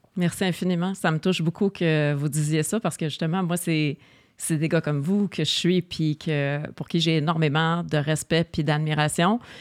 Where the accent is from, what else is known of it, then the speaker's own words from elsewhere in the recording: Montreal, Quebec, Canada; Je suis Oshalaga. born, raised